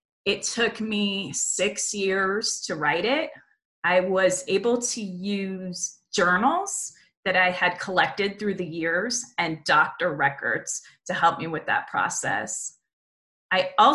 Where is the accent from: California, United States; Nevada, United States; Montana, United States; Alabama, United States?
Nevada, United States; Las Vegas; the friendships that I've been able to make here in my hometown